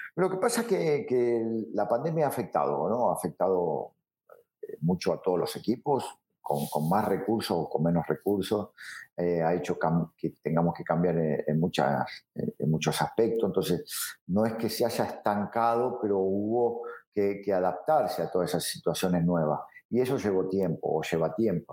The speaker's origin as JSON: {"language": "Spanish", "town": "Rosario", "region": "Santa Fe", "country": "Argentina", "moved": "yes", "lives_now": "Mazatlán, Mexico", "said": "yo soy de Rosario. Yo soy eh, hincha de un equipo del ascenso, que es Central Córdoba de Rosario, que de ahí salí y de ahí fui toda mi vida"}